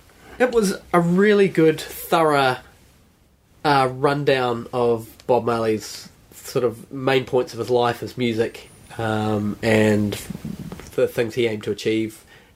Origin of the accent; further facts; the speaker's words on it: Gisborne, New Zealand; I grew up in, like, when I was young, we grew up in Gisborne and had relations up the East Coast